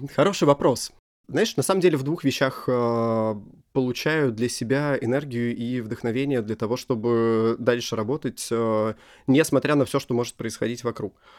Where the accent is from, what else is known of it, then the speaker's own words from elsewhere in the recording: Russia; я из России